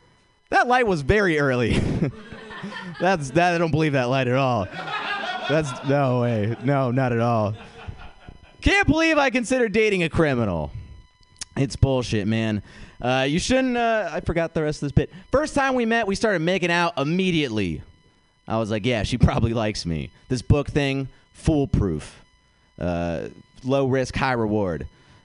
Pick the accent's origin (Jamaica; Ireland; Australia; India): India; I'm Indian. I feel like I could just figure it out, you know?